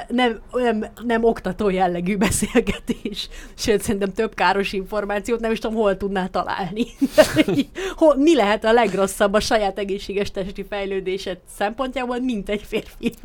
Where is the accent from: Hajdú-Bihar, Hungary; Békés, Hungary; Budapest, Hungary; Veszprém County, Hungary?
Békés, Hungary; a Békés megyében nőttem fel